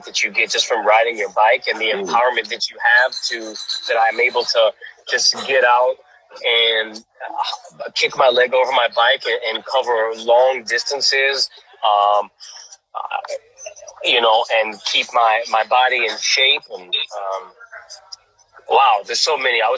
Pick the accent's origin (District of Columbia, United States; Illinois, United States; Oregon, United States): Illinois, United States; Chicago; moved away as an adult; also born or lived in Barcelona, Spain; now in Girona, Spain; I'm from Chicago, Illinois.